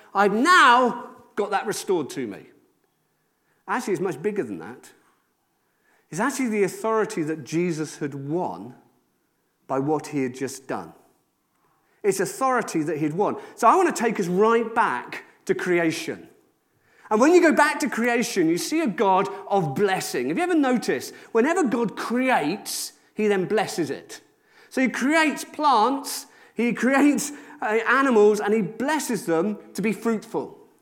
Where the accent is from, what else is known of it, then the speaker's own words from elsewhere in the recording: Wales, United Kingdom; I'm from Rudvelin in Wales